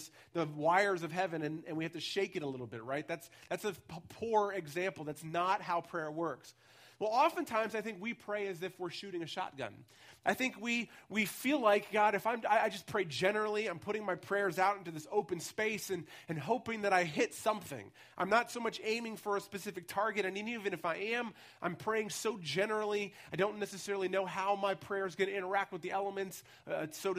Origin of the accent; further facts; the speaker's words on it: United States; also born or lived in Ellwood City, Pennsylvania; now in Pittsburgh, United States; So I was born in Elwood City, which is actually not the city at all, but most of my life I spent in the Baltimore, Washington area, and then I've been in urban spaces the rest of the time.